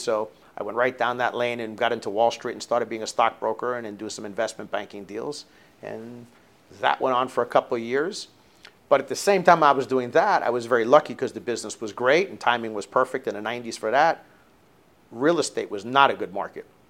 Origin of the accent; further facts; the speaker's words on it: South Florida, United States; growing up in South Florida was really great